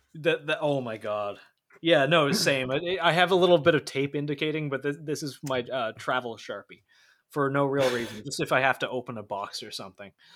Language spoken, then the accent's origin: English; Canada; as a Canadian citizen